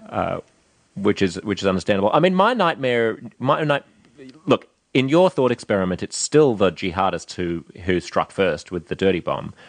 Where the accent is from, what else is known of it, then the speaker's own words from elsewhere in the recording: Australia; now in United States; Aussies' ability to be blunt and bullshit-free about things, our ability to talk to each other